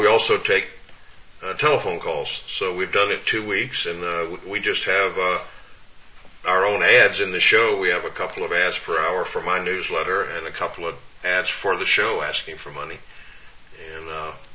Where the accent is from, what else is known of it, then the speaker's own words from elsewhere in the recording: Orlando, Florida, United States; moved away; Orlando, Florida, my hometown